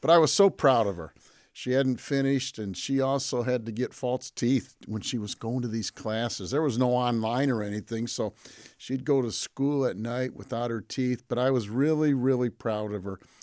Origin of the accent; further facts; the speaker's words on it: Pontiac, Michigan, United States; I grew up in Pontiac, Michigan